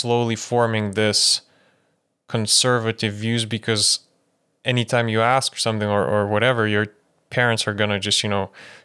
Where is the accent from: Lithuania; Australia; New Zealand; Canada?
Lithuania; moved away; I was born in Lithuania. I grew up there